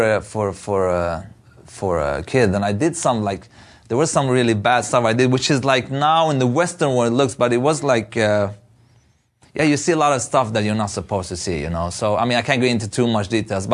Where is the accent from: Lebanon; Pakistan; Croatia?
Lebanon; Beirut, Beirut Governorate; moved away; I was born in Beirut, in the middle of the civil war